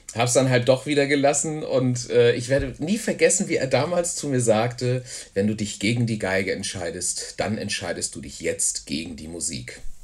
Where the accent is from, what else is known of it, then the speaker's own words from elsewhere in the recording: Hamburg, Germany; moved away as an adult; also born or lived in Frankfurt am Main, Germany / near Wimbledon, London, England; now in Tornesch, Germany; ich bin tatsächlich in äh, Frankfurt am Main geboren. Und da habe ich aber auch nur die ersten beiden Lebensjahre verbracht und dann sind wir nach Hamburg gezogen